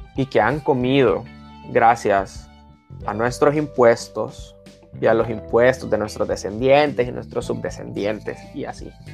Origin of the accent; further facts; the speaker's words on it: Sonsonate, El Salvador; yo soy de Sonsonate, estudié en un colegio cristiano eh, del Taber. Eh, se podría decir que estudié la mayoría de mi vida allí